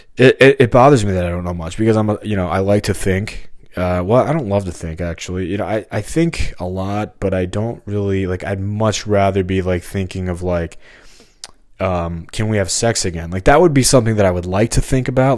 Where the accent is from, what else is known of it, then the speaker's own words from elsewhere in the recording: St. Peters, Missouri, United States; I'm from Missouri and, and lived here my whole life except for the past five, six years